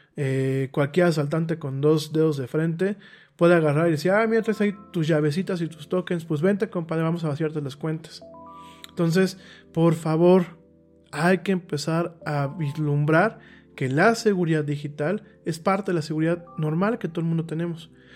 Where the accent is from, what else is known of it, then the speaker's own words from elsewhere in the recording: Mexico; A mí como mexicano